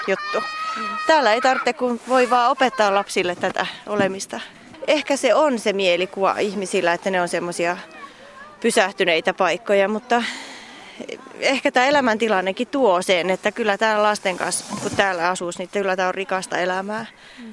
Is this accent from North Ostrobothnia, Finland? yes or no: no; Suomussalmi, Kainuu, Finland; moved away as an adult; also born or lived in Espoo / Southern Finland; kun mä oon täältä kotoisin